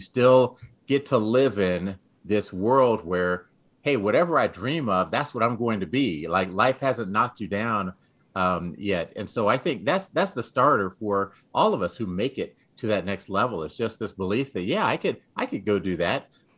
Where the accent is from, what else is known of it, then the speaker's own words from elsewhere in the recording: San Antonio, Texas, United States; also born or lived in Dayton, Ohio, United States / England / Greece / Florida, United States; I was born in Dayton, Ohio. We lived in England for 5 years. We lived in Greece for 3 years, lived in Florida for a year, then moved to Texas. And I spent most of my adolescence in Texas, in San Antonio